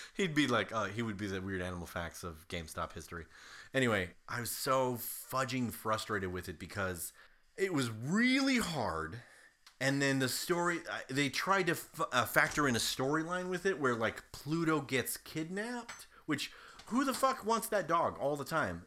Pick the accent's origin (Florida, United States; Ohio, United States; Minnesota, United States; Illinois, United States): Ohio, United States; growing up in Ohio